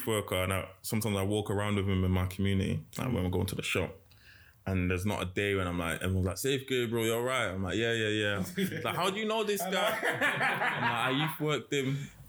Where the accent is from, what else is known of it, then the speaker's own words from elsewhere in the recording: London, United Kingdom; born there; So I was born in London